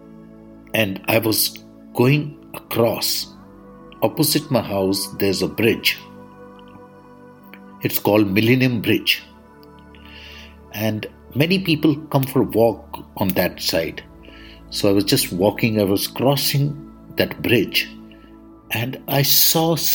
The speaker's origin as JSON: {"language": "English", "country": "India", "said": "I am the Indian monk."}